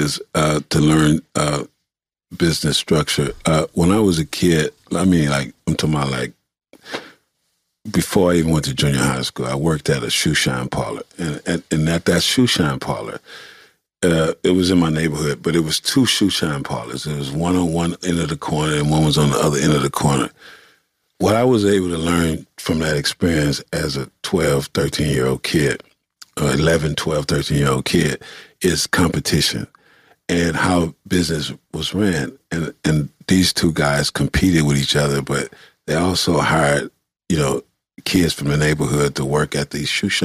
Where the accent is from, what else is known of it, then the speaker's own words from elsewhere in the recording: Los Angeles, California, United States; I'm from the east side of Los Angeles, California.